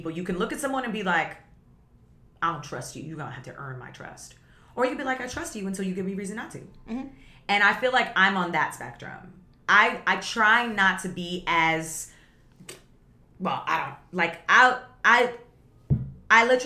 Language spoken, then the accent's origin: English; Guyana; I come from Guyana, where my family comes from Guyana